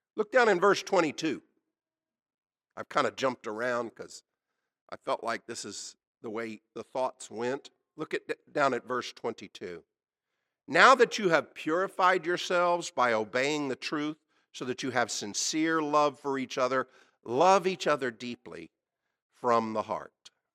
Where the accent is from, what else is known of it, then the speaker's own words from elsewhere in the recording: Oklahoma, United States; I was born in Oklahoma. This is my native state